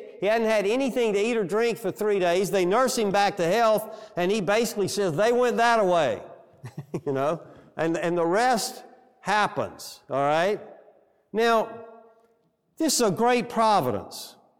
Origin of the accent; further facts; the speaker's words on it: Alabama, United States; Where are you from? In so many words, well, I'm from Alabama.